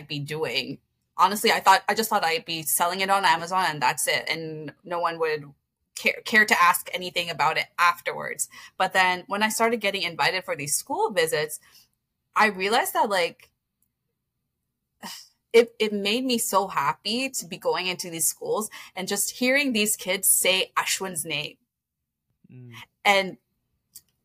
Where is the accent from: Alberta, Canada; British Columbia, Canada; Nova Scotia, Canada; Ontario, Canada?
Ontario, Canada; Toronto; I grew up in Scarborough